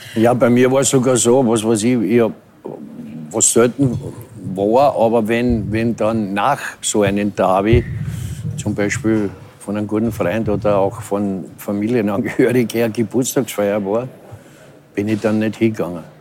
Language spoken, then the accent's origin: German; Vienna, Austria; als echter Wiener